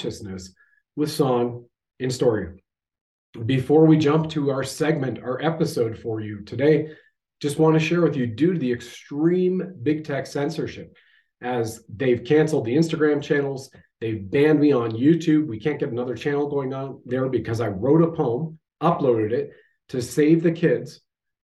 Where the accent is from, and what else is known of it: Canada